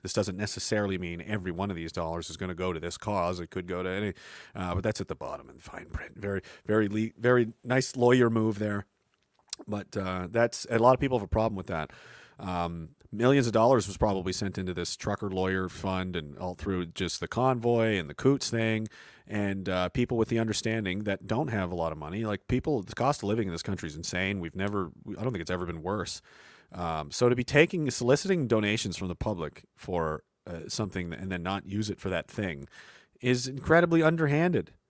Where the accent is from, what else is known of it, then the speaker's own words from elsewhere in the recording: Canada; a Canadian